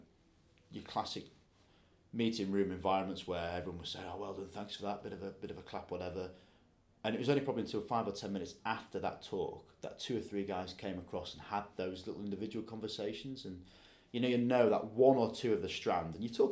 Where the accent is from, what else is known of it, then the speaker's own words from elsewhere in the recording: Yorkshire and the Humber, United Kingdom; being a Yorkshireman